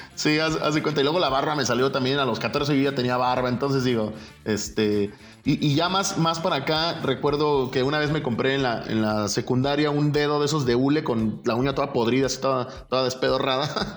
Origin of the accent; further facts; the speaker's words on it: Guadalajara, Jalisco, Mexico; soy de aquí de Guadalajara. Eh, nací, soy del 81